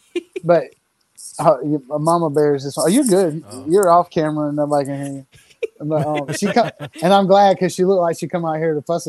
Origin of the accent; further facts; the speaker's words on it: the South, United States; So I'm from the South